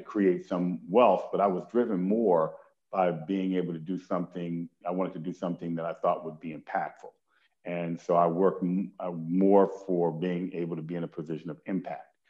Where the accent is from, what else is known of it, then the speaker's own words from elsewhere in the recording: Detroit, Michigan, United States; moved away; a part of my childhood I spent in Detroit, Michigan